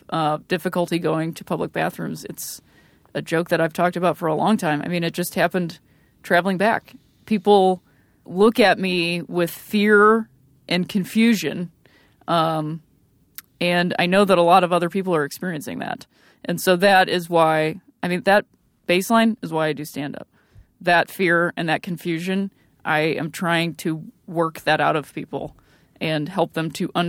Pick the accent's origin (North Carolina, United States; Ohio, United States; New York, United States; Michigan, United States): Ohio, United States; Akron; moved away; I was recently back home in my home state of Ohio, which I love so dearly, specifically my city of Akron, Ohio, the home of champions.